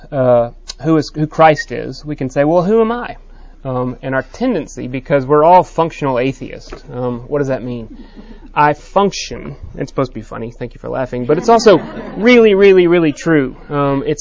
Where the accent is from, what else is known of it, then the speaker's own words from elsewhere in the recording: Texas, United States; I'm a Texan